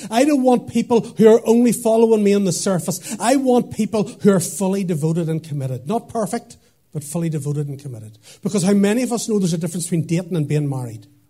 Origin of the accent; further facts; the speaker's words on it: Portadown, Northern Ireland, United Kingdom; moved away as an adult; also born or lived in Lurgan / Dublin; now in Craigavon, United Kingdom; I'm from Portadown